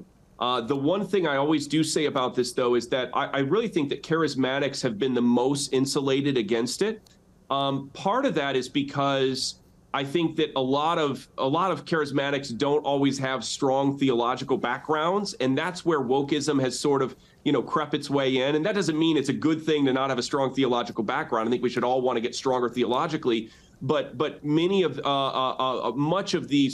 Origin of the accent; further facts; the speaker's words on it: outside of South Bend, Indiana, United States; The church where we came back and planted a church in my hometown. So I'm back in the same town that I got ran out of, outside of South Bend, Indiana